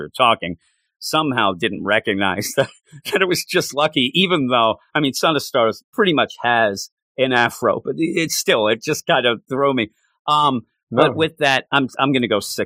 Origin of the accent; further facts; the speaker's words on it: Quakertown, Pennsylvania, United States; my hometown of Quakertown